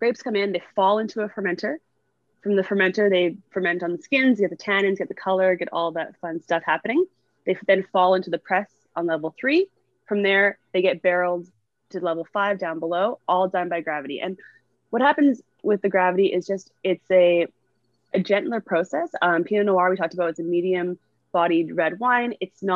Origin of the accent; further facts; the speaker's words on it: Northern Ontario, Canada; now in Niagara, Canada; I'm from Northern Ontario